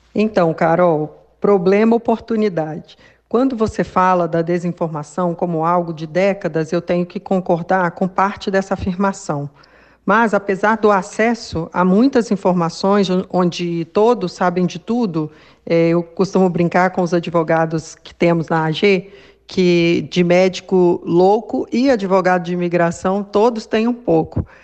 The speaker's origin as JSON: {"language": "Portuguese", "town": "Belo Horizonte", "region": "Minas Gerais", "country": "Brazil", "said": "sou de BH também"}